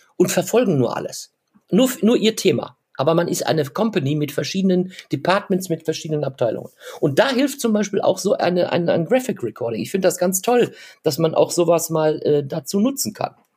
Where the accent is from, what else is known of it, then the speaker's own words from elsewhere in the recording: Germany; ich bezeichne uns ja jetzt als Deutsche